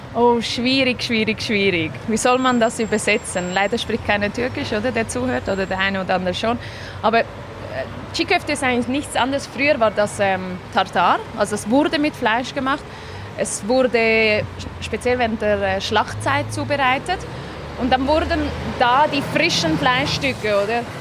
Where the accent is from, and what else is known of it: Zurich, Switzerland; born or raised there; also born or lived in Gaziantep, Turkey